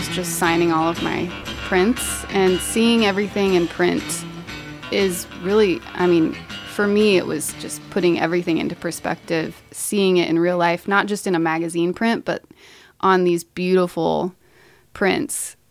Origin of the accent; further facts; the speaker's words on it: Marion, Ohio, United States; I grew up in Marion, Ohio, youngest of four, in a very musical family